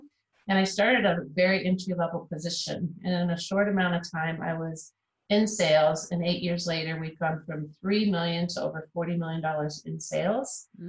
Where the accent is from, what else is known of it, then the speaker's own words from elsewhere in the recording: Kansas City, United States; I grew up in Kansas City. That's my hometown.